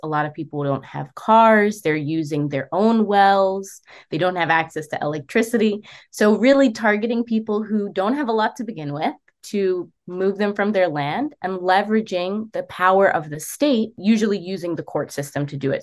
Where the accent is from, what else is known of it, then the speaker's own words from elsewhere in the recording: United States; I grew up in the United States